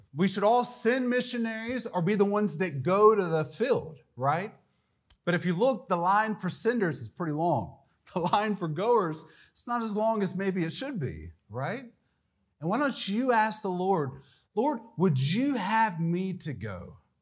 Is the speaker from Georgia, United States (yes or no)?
yes; Atlanta, Georgia, United States; moved away as an adult; also born or lived in Latin America; I grew up in the Atlanta area